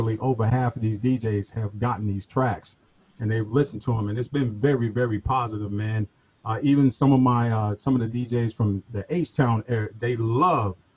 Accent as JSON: {"language": "English", "town": "New York City", "region": "New York", "country": "United States", "said": "I'm from Brooklyn, New York"}